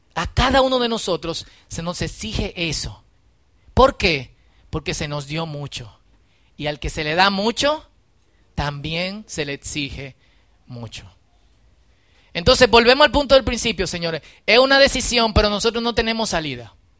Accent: Dominican Republic; somos parte de República Dominicana

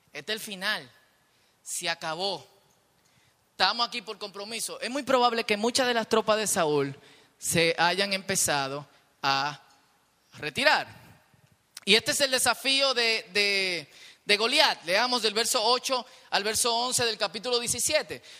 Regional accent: Dominican Republic; nosotros que somos dominicanos y vivimos en un país peligroso

